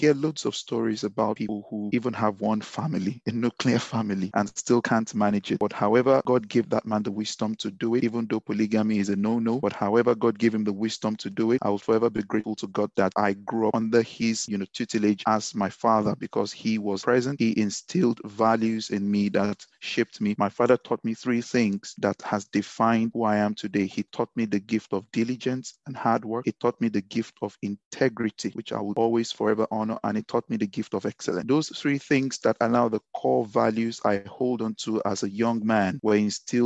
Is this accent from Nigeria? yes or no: yes; Ibadan, Oyo, Nigeria; accent: Ibadan; moved away as an adult; also born or lived in Lagos, Nigeria / England; now in United Kingdom; I was born in Ibadan, born and raised in Ibadan. Spent the first 18 years of my life in Ibadan.